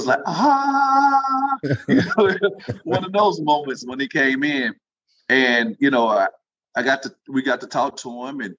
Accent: Kentucky, United States; moved away as an adult; also born or lived in Jacksonville, Alabama / Athens, Tennessee / Houston, Texas; I'm actually from Kentucky

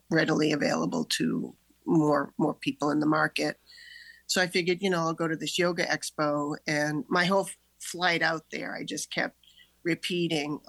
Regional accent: Needham, Massachusetts, United States; I grew up in Needham

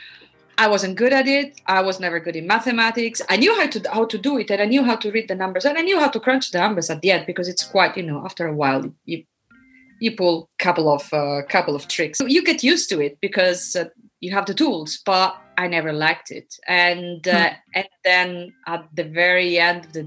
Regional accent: Rome, Lazio, Italy; moved away as an adult; now in The Hague, Netherlands; I was born and raised in Rome.

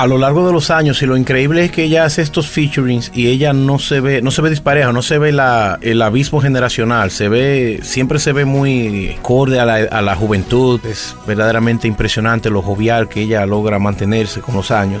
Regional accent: Dominican Republic; born or raised there

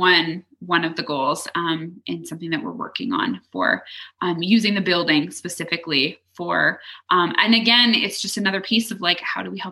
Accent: Leduc, Alberta, Canada; also born or lived in Edmonton; we moved from Edmonton back to Leduc

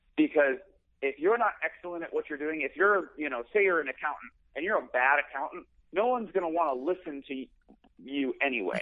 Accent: Chicago, Illinois, United States; moved away; I'm from Chicago mm-hmm. originally, um, in the suburbs

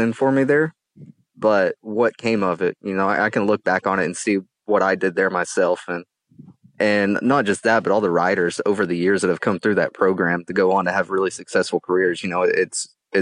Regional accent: Tennessee, United States; being from Tennessee

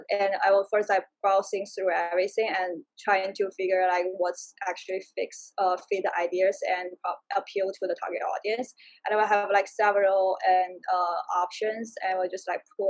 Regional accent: China; also born or lived in Prague, Czech Republic / Madrid, Spain; now in United States; I'm originally from China

